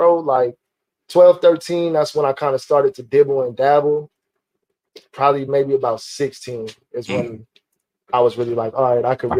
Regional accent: Rancho Cucamonga, California, United States; also born or lived in Los Angeles; I moved to the Inland Empire by way of Rancho Cucamonga when I was 2. So for all intents and purposes, I am an IE nigga. I'm a Rancho nigga.

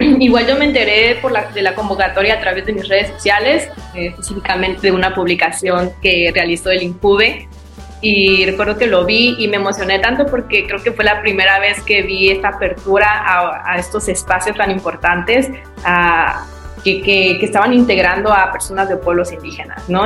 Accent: Juchitán, Oaxaca, Mexico; yo soy originaria de la Ventosa, Juchitán, Oaxaca, indígena zapoteca

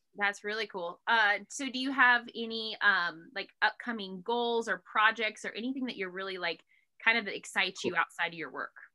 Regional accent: Harrison, Idaho, United States; I grew up, I grew up in Harrison

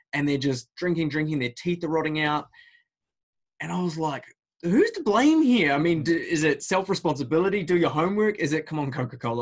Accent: United Kingdom; moved away; I grew up in the United Kingdom

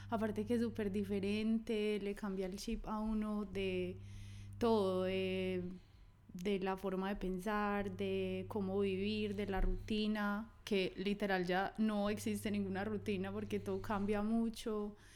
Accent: Medellín, Antioquia, Colombia; now in Australia; De Medellín.

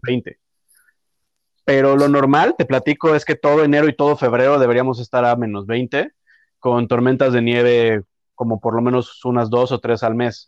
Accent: Mexico City, Mexico; moved away as an adult; now in Toronto, Canada; yo de donde soy, yo soy de la Ciudad de México

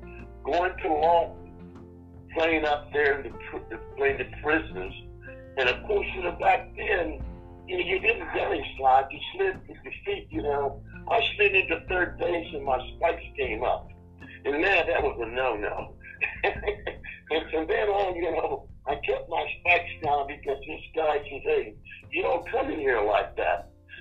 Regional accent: Essex County, Virginia, United States; I was born and raised down in Essex County.

